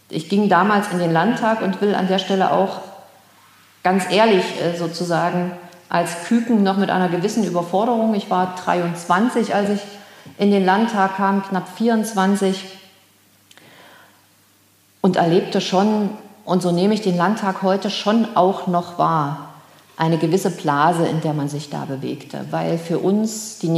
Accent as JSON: {"language": "German", "town": "Erfurt", "region": "Thuringia", "country": "Germany", "said": "Ich stamme aus Erfurt, lebte 1990 in Erfurt, erlebte hier die Wende"}